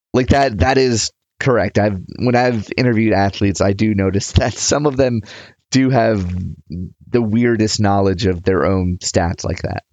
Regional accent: United States

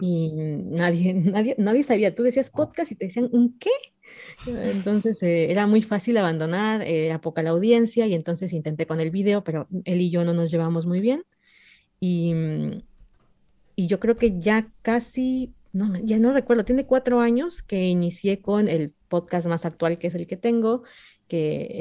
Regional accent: Mexico; yo soy mexicana

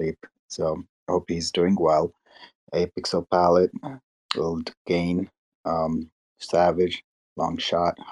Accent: India; moved away as an adult; now in United States; I was born and raised back home in India, moved here at the age of 19.

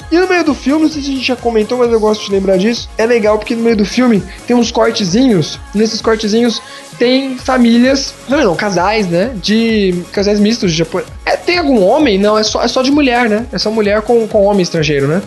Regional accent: Brazil; se você gostar do meu país

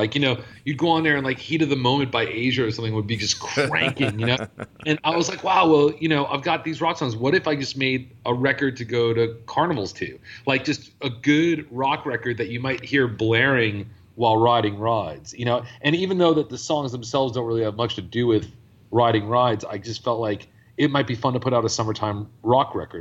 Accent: New York, United States; moved away; I'm from New York originally

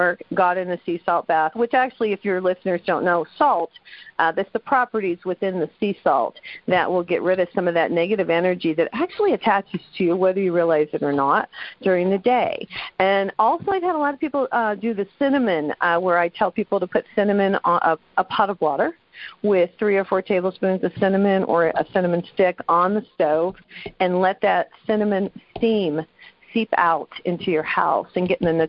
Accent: New Mexico, United States; I'm from New Mexico

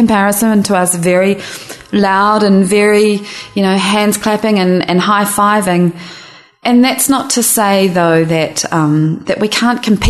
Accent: New Zealand; now in San Francisco, United States; I'm a New Zealander

